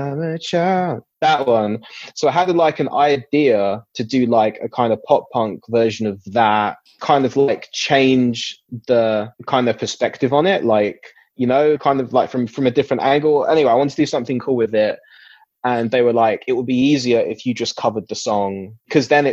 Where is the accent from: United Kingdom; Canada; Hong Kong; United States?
United Kingdom; Essex, East of England; I grew up in Essex, near Lakeside